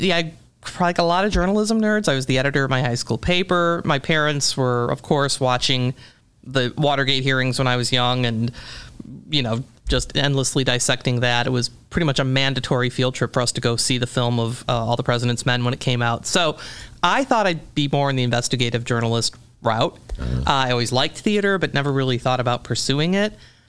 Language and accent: English; Downers Grove, Illinois, United States; I grew up in Downers Grove, Illinois.